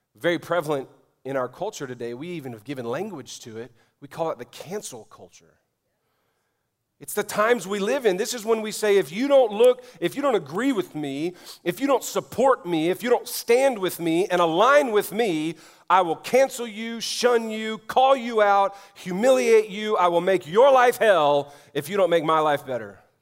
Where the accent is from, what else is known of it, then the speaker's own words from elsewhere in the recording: New Orleans, Louisiana, United States; moved away; my hometown of New Orleans